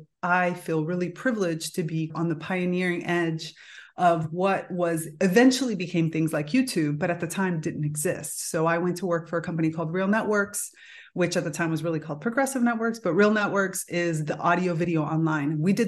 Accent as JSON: {"language": "English", "town": "Miami", "region": "Florida", "country": "United States", "tie": "born or raised there", "said": "Yeah, so I grew up in Miami, which of course being Cuban means that I was, and I'm Miami in the 1980s."}